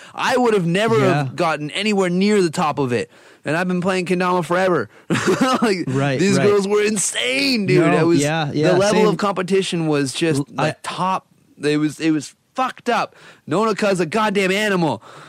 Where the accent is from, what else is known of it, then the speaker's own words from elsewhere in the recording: Canada; I'm a Canadian, right? So it's very not Japanese.